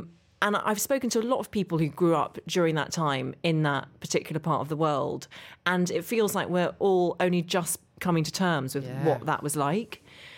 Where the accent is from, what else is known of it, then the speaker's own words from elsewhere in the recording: Derry, Northern Ireland, United Kingdom; You can't hear it in my accent, but I actually grew up just outside Derry.